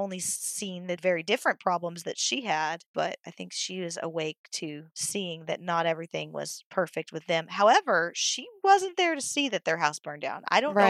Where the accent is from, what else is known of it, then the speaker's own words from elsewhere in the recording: Oklahoma, United States; I am from Oklahoma